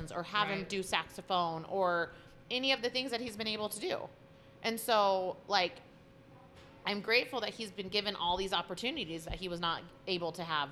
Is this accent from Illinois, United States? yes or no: no; California, United States; I grew up in California.